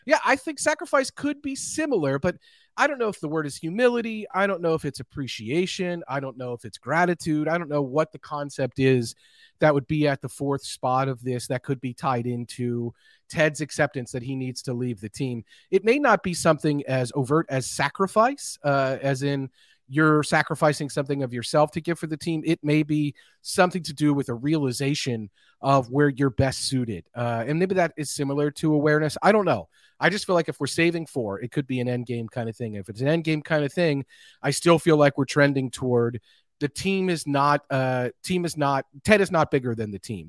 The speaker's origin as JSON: {"language": "English", "country": "United States", "said": "as an American"}